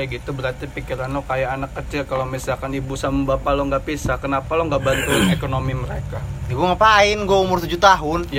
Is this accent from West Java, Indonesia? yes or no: no; Serang, Banten, Indonesia; accent: Serang; belum pada tahu ya kita nih dari Serang